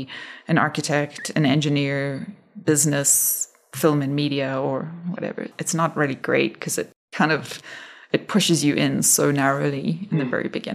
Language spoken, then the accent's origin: English; Cape Town, Western Cape, South Africa; moved away as an adult; now in Denver, United States; So I grew up in Cape Town in South Africa